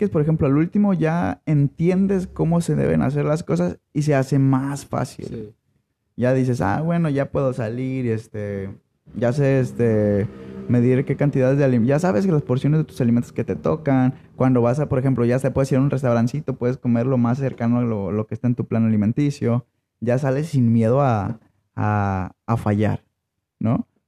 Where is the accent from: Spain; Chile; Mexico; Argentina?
Mexico; los mexicanos somos huevones para algunas cosas.